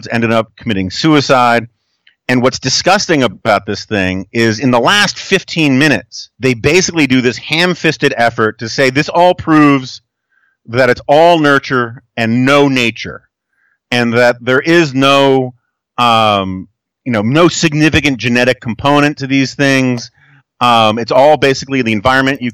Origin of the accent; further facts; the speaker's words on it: New York City, New York, United States; Growing up in New York City